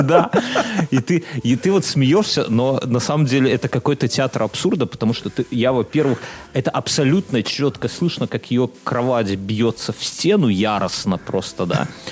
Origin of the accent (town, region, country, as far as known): Belarus; now in Lithuania